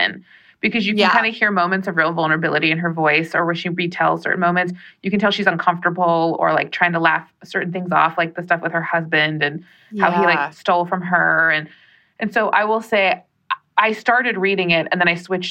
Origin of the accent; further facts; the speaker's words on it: United States; also born or lived in New Mexico; I am Mexican American and a member of the Navajo Nation